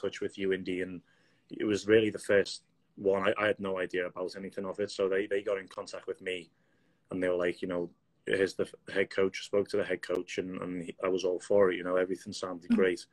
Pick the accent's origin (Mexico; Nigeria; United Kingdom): United Kingdom; Liverpool, North West England; moved away as an adult; also born or lived in Indianapolis, United States / Marion, United States; now in United States; So I'm from Liverpool, England, just turned 25 last week.